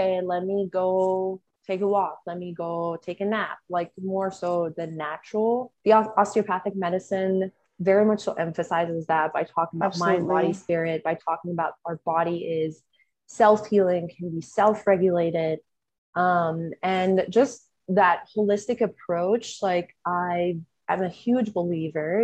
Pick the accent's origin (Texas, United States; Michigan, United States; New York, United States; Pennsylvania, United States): Texas, United States; I'm from Texas.